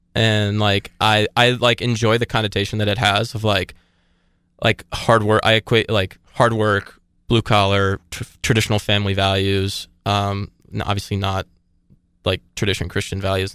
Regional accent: Atlanta, Georgia, United States; I take, like, a lot of pride in being from Atlanta

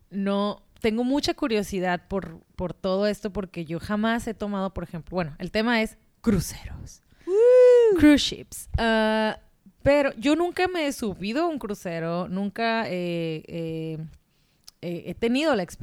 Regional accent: Mexico; de México.

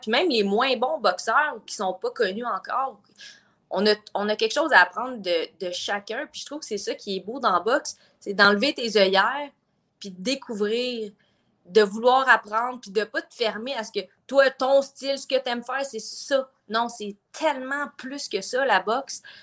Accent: Joliette, Quebec, Canada; je viens de Joliette.

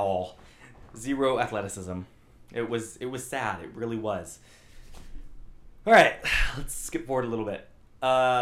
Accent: Albuquerque, New Mexico, United States; I grew up in New Mexico, Albuquerque, New Mexico.

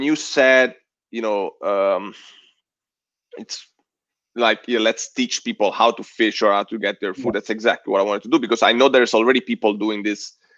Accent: United States; And I was thinking Italy only, and I'm like, I'm American too.

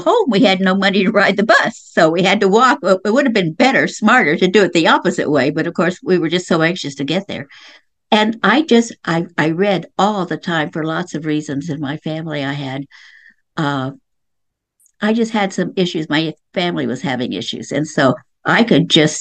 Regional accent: Lawton, Oklahoma, United States; I was born and raised in Lawton, Oklahoma, which is right outside the Fort Sill Indian Reservation

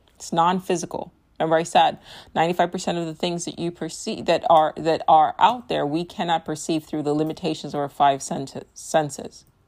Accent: United States; my experience as an American

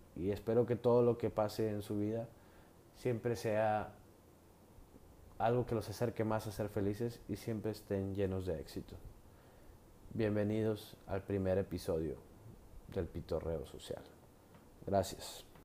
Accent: Mexico; soy mexicano de nacimiento

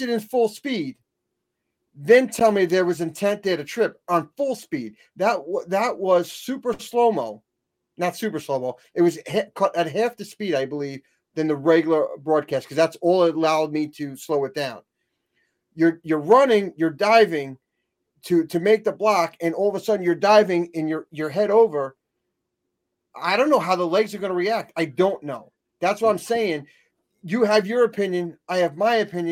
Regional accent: New York, United States; I'm not from Jersey. I'm from New York

